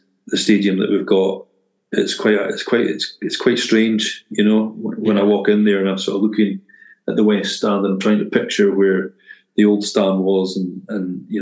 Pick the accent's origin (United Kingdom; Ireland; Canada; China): United Kingdom; Dingwall, Scotland; growing up in Dingwall, born and bred